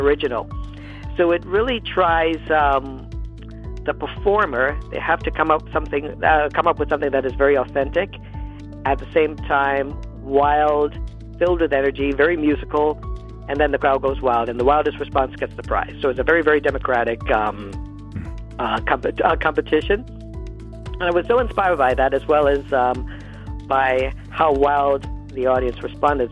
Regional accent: Toronto, Ontario, Canada; I was born and raised in Toronto

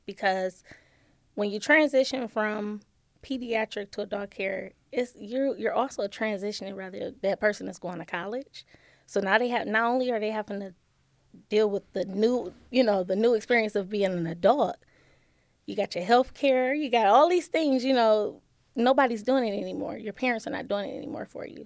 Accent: Detroit, Michigan, United States; moved away as an adult; now in Toledo, United States; I am originally from Detroit, Michigan

